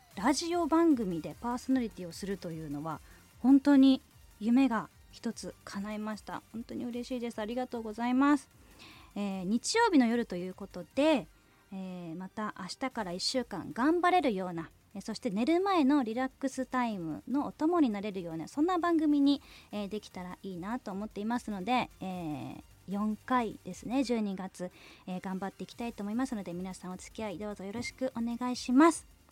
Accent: Sunagawa, Hokkaido, Japan; now in Sapporo, Japan; 出身は砂川市です。えー、現在は札幌に住んでね

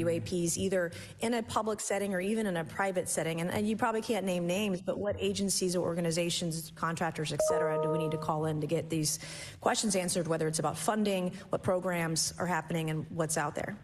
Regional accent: South Carolina, United States; my home state of South Carolina

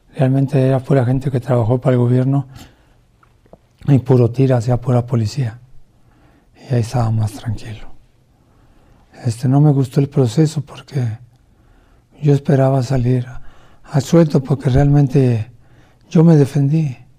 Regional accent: Mexico City, Mexico; moved away as an adult; also born or lived in Nuevo Laredo, Tamaulipas; soy de la Ciudad de México

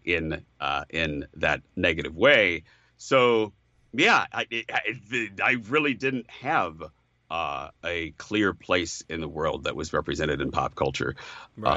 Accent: Chicago, Illinois, United States; growing up in Chicago

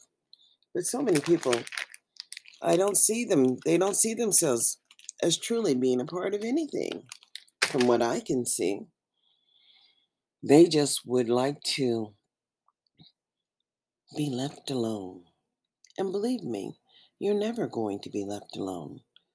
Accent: United States; that is where we live, in America

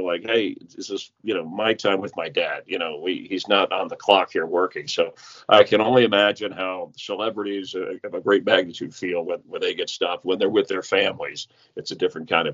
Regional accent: South Florida, United States; moved away; also born or lived in Los Angeles; I grew up in South Florida, and then we lived in Los Angeles

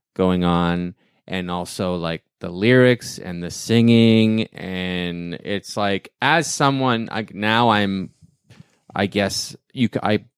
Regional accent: Canada; I'm being from Canada

